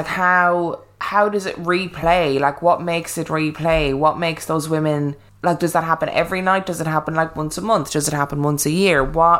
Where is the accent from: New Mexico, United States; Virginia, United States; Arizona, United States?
New Mexico, United States; I wanted to share my perspectives as an Anglo growing up in a very native social landscape. I grew up in New Mexico, Navajo, Hopi, Apache, and many other Pueblo and Native nations reside there.